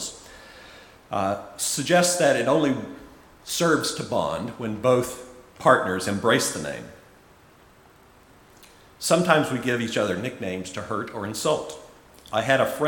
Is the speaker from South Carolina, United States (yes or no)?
yes; Charleston, South Carolina, United States; now in Auckland, New Zealand; I was working at a supermarket in my hometown of Charleston, South Carolina, in the U.S.